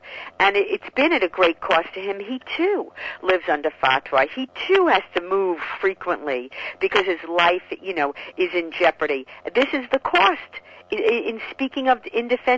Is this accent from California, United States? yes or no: no; New York, United States; As a New Yorker